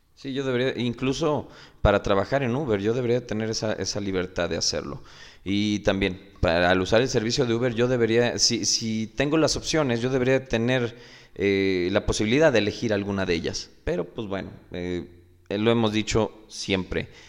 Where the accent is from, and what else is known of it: Mexico